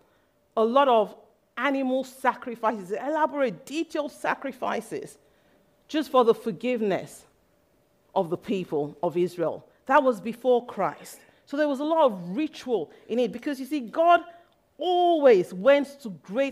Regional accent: Nigeria; I grew up in Nigeria, and when I was young, my mom took me to a white garments church

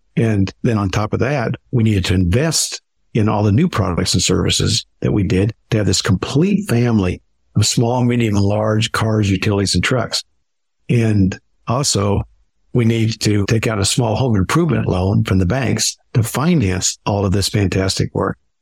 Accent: Midwest, United States; I grew up in the Midwest and we had very little resources

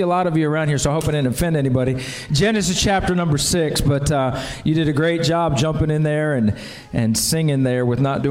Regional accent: New Jersey, United States; I'm from South Jersey

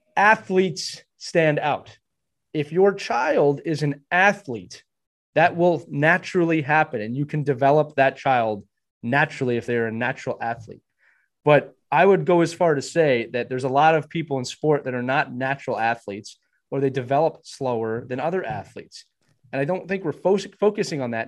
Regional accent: Pennsylvania, United States; When I was growing up, we had three local rinks. My my hometown rink was in a municipality

